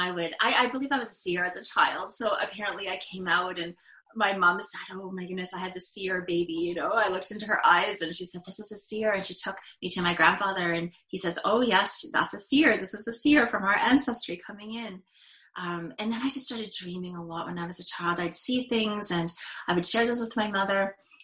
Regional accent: north of Toronto, Ontario, Canada; I grew up north of Toronto

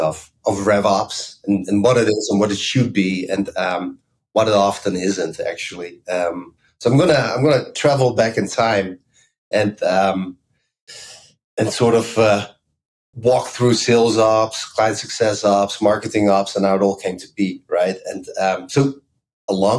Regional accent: Amsterdam, North Holland, Netherlands; moved away as an adult; also born or lived in Bay Area, United States; now in United States; I grew up in Amsterdam, so I'm Dutch

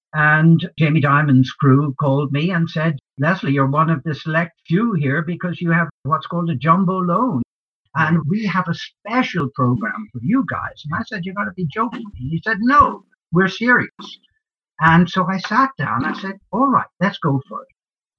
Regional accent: Ireland; now in United States; But I also, I'm an immigrant. I came from Ireland. I arrived in this great country by walking across the Buffalo Bridge. in 1966.

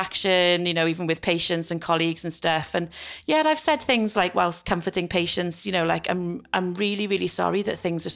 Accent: South Wales Valleys, United Kingdom; moved away as an adult; now in Liverpool, United Kingdom; I was brought up in the South Wales Valleys. I then moved to Liverpool 10 years ago to start work.

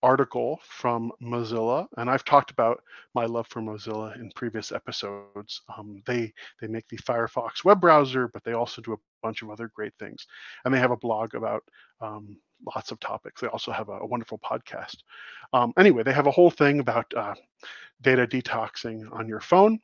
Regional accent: United States; also born or lived in Canada; as an American who spends a great deal of time in Canada

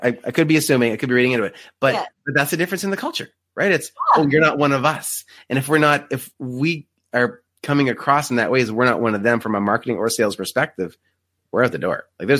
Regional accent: Canada; We are Canadian.

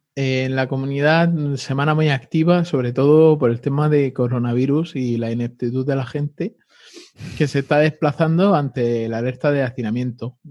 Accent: Spain; así somos los españoles

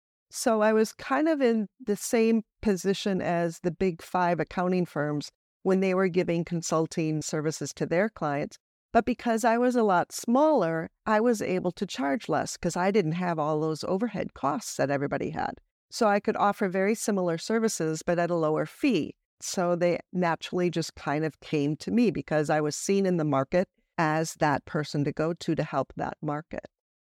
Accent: United States; moved away; because as an American who's lived most of my life overseas, I have just really been able to capture that adventurous lifestyle in my coaching as well.

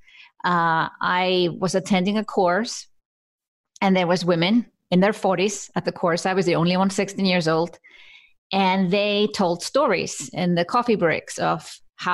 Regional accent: Iceland; now in Switzerland; I come from Iceland.

